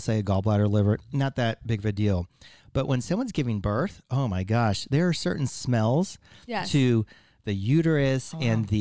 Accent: El Paso, Texas, United States; I grew up in El Paso

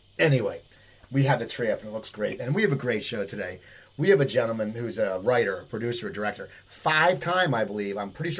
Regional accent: Cherry Hill, New Jersey, United States; I grew up in Cherry Hill.

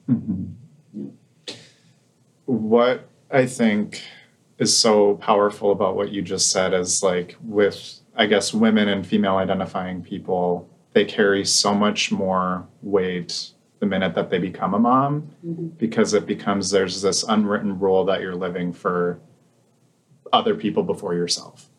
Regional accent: Fargo, North Dakota, United States; moved away; I was born and raised in Fargo. I graduated from high school there

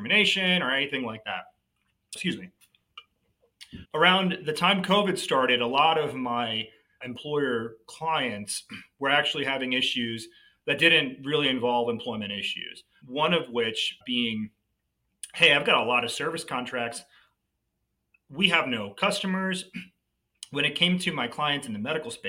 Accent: New Jersey, United States; moved away as an adult; also born or lived in New York area; now in Dallas, United States; I'm from the Northeast. I grew up in New Jersey.

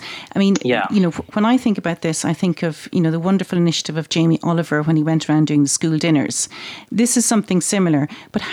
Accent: Ireland; I'm Irish and Irish have a strong sense of family

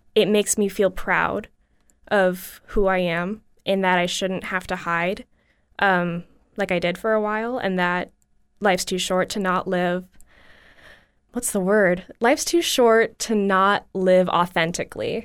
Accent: Bradenton, Florida, United States; a dance studio in my hometown, which is Bradenton, Florida

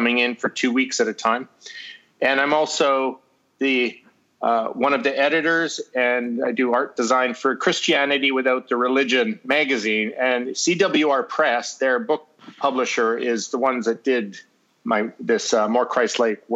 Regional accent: Winnipeg, Manitoba, Canada; I was born in Winnipeg. I was there when the Winnipeg Jets were still in the WHA with Bobby Hull

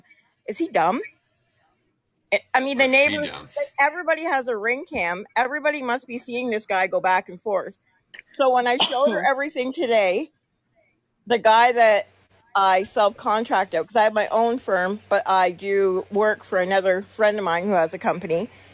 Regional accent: Lakefield, Ontario, Canada; I grew up in Lakefield

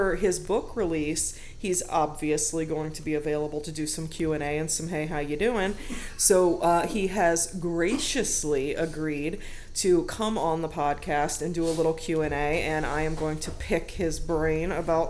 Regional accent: Wadsworth, United States; giving profits over to the Wadsworth Area Historical Society to help keep my hometown a beautiful place.

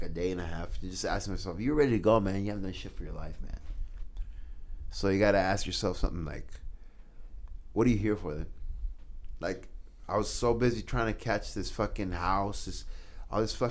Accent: Schuyler, Nebraska, United States; also born or lived in South Omaha, Nebraska; now in Omaha, United States; growing up in Skyler

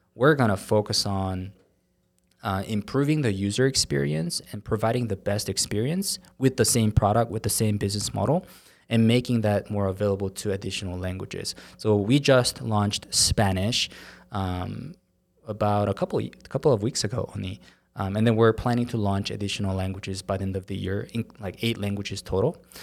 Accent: South Korea; English is a second language; now in Utah, United States; I was in Korea, and, uh, I moved here to Utah about fifteen years ago, and, um, you know, English is not my first language

